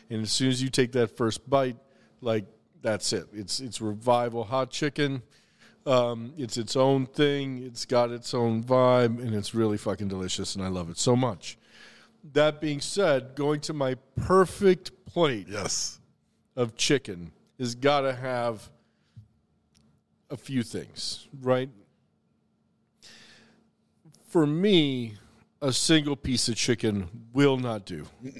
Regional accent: the South, United States; every single item on the menu had a direct connection to my family or childhood or growing up in the South.

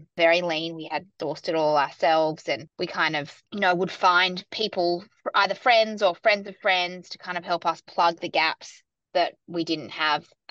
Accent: Sydney, New South Wales, Australia; moved away as an adult; also born or lived in New York; now in Melbourne, Australia; I grew up in Sydney and then I moved to New York in my kind of early to mid-20s and worked there for a couple of years

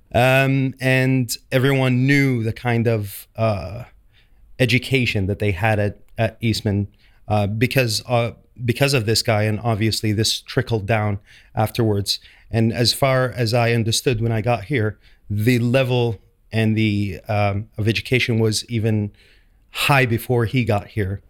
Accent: Saudi Arabia; moved away as an adult; now in London, United Kingdom; I'm from Saudi Arabia. Um, I was trained back in Saudi Arabia

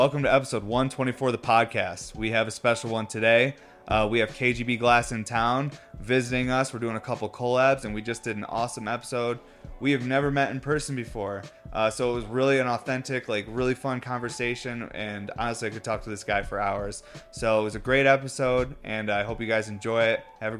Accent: Syracuse, New York, United States; I grew up in Syracuse

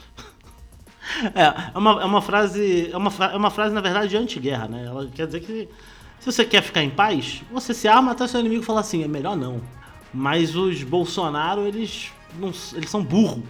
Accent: Brazil; Como brasileiro

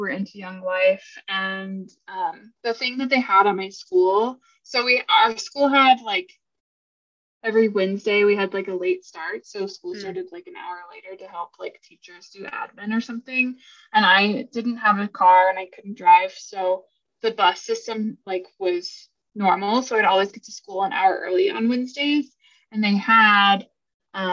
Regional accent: Colorado Springs, Colorado, United States; I grew up in Colorado Springs, which is one of the most religious, not Mormon obviously, but very, very conservative, very Christian centered town

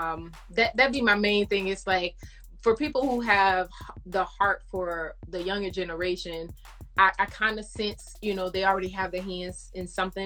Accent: Florida, United States; now in Georgia, United States; I'm in Georgia, but I come from Florida.

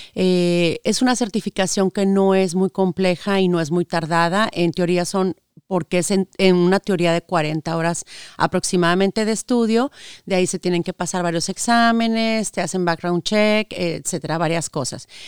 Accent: Saltillo, Coahuila, Mexico; moved away as an adult; also born or lived in Monterrey, Mexico; now in United States; Yo soy de la ciudad de Saltillo, Coahuila, el norte de México. Este, nací, estudié allá

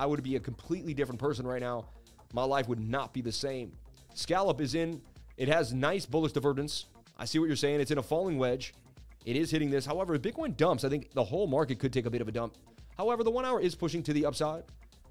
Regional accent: Boston, Massachusetts, United States; I'm from Boston, babe. Just know Boston guys got it.

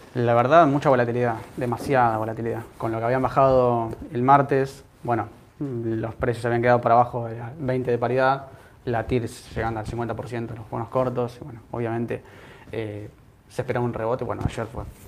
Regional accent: Argentina; Como argentino

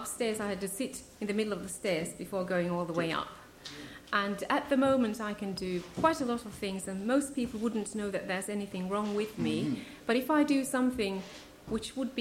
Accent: Finland; also born or lived in Ethiopia; now in Guildford, United Kingdom; Originally from Finland, but at the moment I live in Guildford

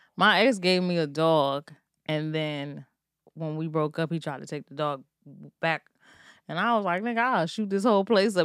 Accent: Maryland, United States; I'm from Maryland

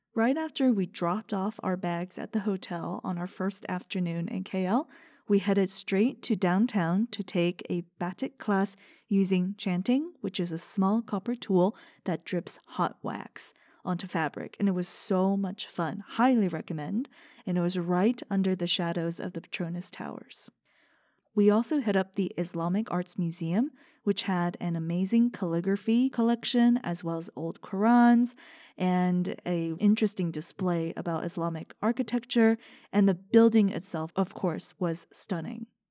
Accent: China; moved away; growing up in China

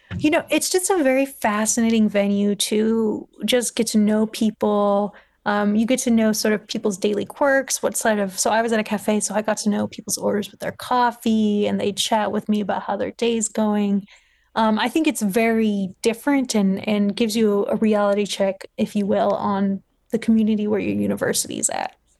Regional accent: Los Angeles, California, United States; moved away as an adult; also born or lived in Scotland; I grew up in Los Angeles, uh, California

